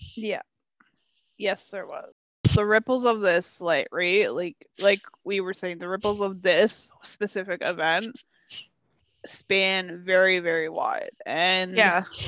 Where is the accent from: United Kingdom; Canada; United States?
Canada; being a Canadian and a Canadian who's into hockey